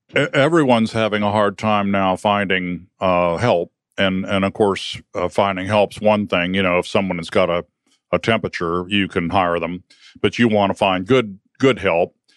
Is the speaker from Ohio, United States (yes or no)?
yes; Northern Ohio, United States; Well, I grew up in Ohio, Northern Ohio